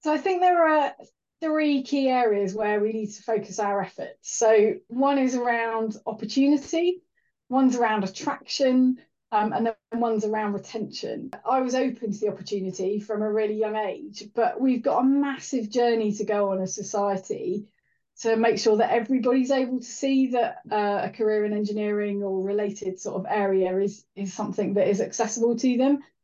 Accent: Welsh, Wales, United Kingdom; being Welsh as a child

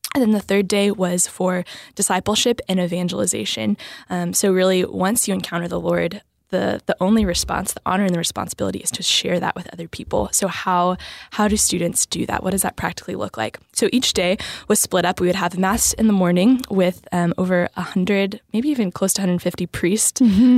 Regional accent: New Braunfels, Texas, United States; I am from Texas, I'm Texas native. Um, I grew up in New Braunfels

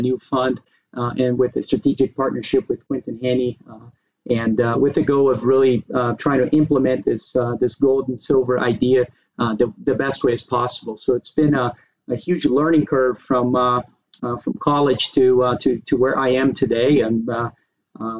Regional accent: Brazil; moved away as an adult; now in United States; I was born and raised in Brazil. I moved to the U.S., to go to college back in the days

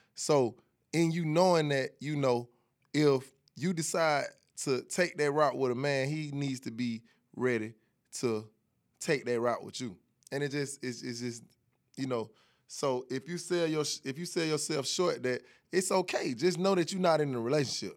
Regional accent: Atlanta, Georgia, United States; I'm from Atlanta

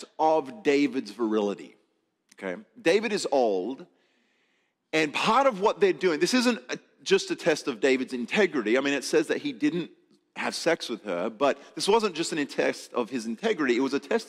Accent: Adelaide, South Australia, Australia; moved away; Actually came from my hometown. Adelaide, South Australia.

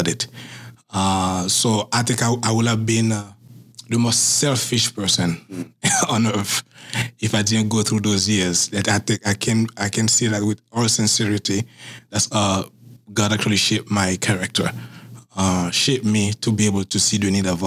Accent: Haiti; moved away as an adult; now in Massachusetts, United States; growing up in Haiti, mm-hmm. I was very, very poor

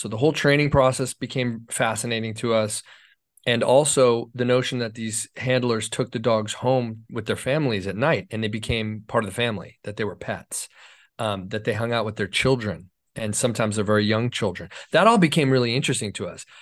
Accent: Los Angeles, California, United States; L A is my hometown. I was born in Hollywood

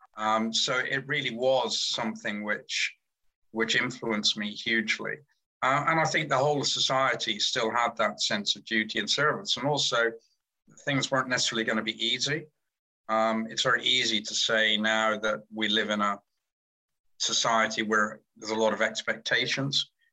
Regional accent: Cornwall, South West England, United Kingdom; I'm Cornish, so I was born in God's Own County

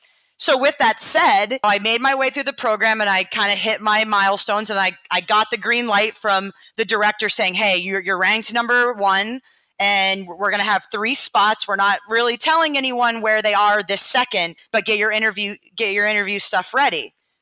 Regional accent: Maine, United States; moved away as an adult; now in Boston, United States; I'm from Maine.

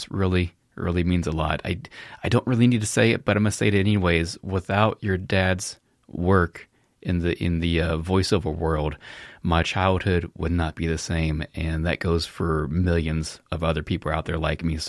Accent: Reno, Nevada, United States; in the early 80s, it was the end of the Saturday morning block for me when I grew up in Reno.

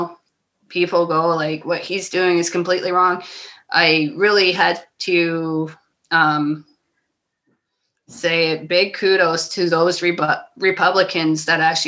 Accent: Ontario, Canada; As a Canadian

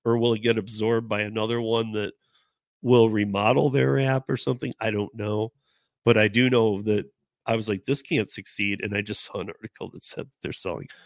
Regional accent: Michigan, United States; moved away; we're both from Michigan

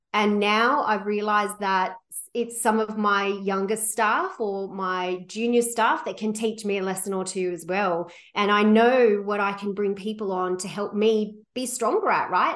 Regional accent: Sydney, New South Wales, Australia; moved away as an adult; now in Vancouver, Canada; I came from, I grew up in Sydney, Australia

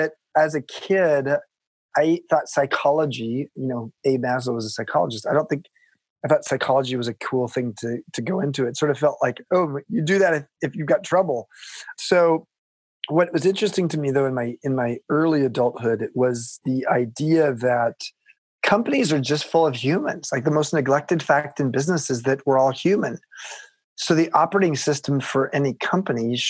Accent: Long Beach, California, United States; I grew up in Southern California in a place called Long Beach

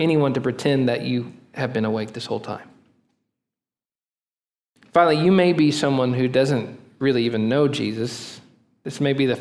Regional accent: Oklahoma, United States; moved away; also born or lived in Texas; I'm from Oklahoma

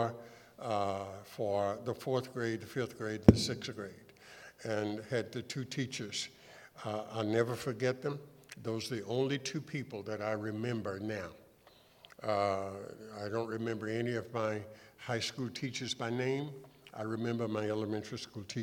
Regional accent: East Texas, United States; now in Los Angeles, United States; I was born and raised in East Texas and grew up on a farm

